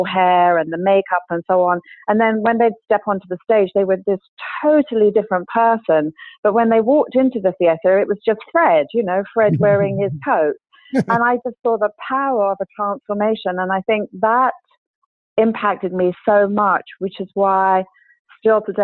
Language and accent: English; London, United Kingdom; I grew up in London, and I started my hairdressing career at the London College of Fashion